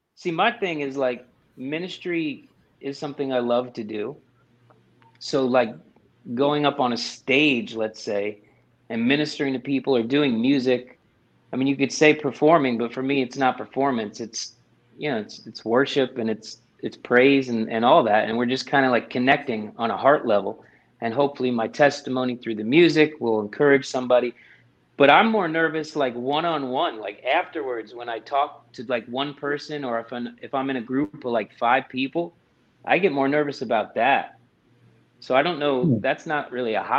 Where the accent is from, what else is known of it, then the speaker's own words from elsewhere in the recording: Middletown, New Jersey, United States; moved away as an adult; now in Nashville, United States; I was born and raised in Middletown, New Jersey. And I reside now in Nashville, Tennessee